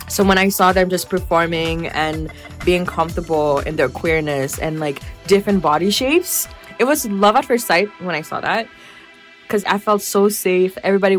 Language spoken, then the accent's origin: English; Haiti; moved away; Haitian descent because, like, I'm very happy about being Haitian. And, like, I grew up in Haiti and came here. But, like, the Haitian flavor and feistiness is still in me.